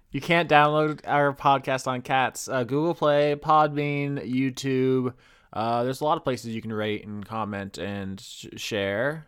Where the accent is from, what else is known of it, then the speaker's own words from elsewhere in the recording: United States; we're just American